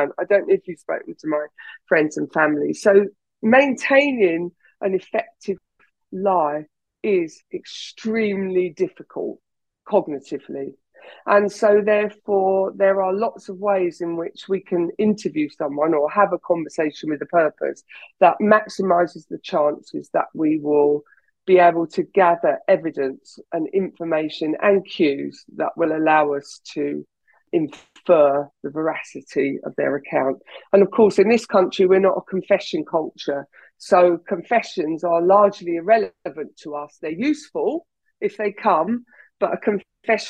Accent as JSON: {"language": "English", "region": "England", "country": "United Kingdom", "said": "I'm English, I'm British"}